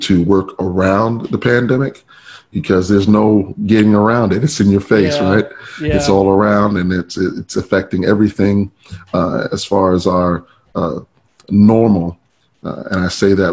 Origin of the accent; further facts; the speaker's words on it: New York City, New York, United States; now in Chicago, United States; grew up, born and raised in Brooklyn, New York.